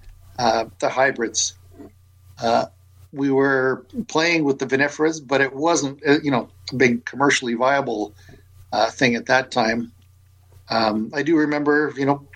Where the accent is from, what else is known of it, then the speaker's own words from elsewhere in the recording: St. Catharines, Ontario, Canada; I grew up in St. Catharines, so I was, you know, grew up in the heart of wine country